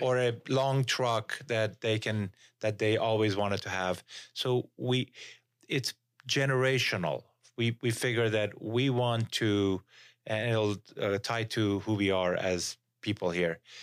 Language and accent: English; Iran; moved away as an adult; now in Utah, United States; I came from Iran.